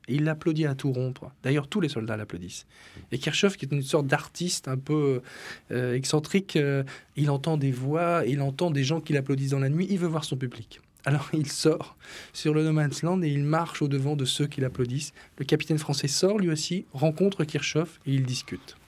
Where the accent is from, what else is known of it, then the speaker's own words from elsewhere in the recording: Flanders and Artois, Hauts-de-France, France; Flandre et Artois, c'est mon pays d'origine